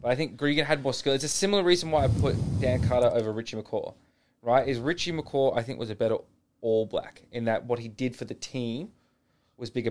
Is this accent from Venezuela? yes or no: no; Australia; as Australian